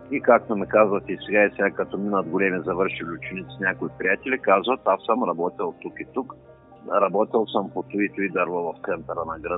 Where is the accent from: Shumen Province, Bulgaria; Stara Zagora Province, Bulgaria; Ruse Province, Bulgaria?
Shumen Province, Bulgaria; Shumen; в моя роден град Шуман